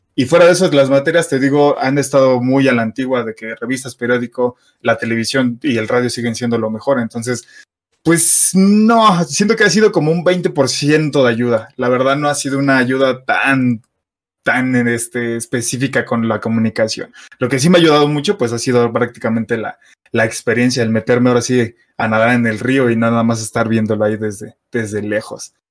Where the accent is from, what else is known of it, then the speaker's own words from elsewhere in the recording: Mexico City, Mexico; soy de la Ciudad de México, soy chilango